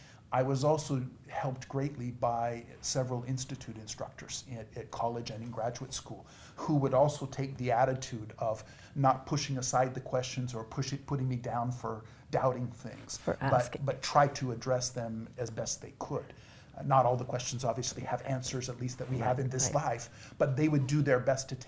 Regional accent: Washington, United States; I was raised in Washington State.

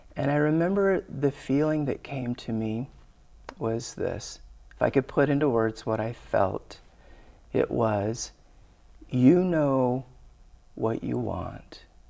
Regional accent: Glendale, Arizona, United States; I grew up in Arizona, and I grew up in Glendale

